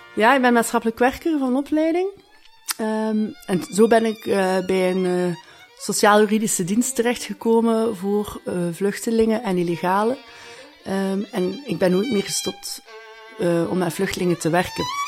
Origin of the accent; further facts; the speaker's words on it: Ghent, Flanders, Belgium; ik kom uit Gent.